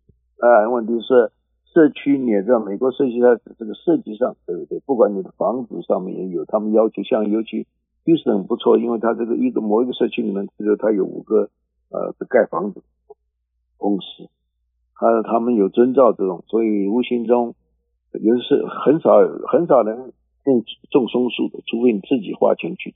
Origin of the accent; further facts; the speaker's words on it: China; now in Houston, United States; 就我们中国人就一个很很能能省钱